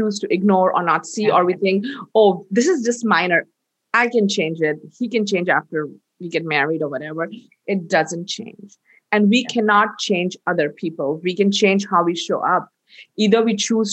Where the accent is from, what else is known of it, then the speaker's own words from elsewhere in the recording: India; I'm Indian